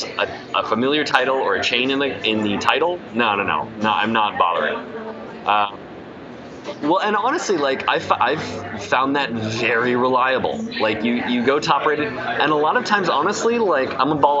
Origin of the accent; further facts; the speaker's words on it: Indiana, United States; also born or lived in Ohio / Alabama; I'm from Indiana. Like, I was born in Ohio. I lived for a moment, like a hot minute in Alabama, near Atlanta. And then I've pretty much grown up in Indiana since I was like six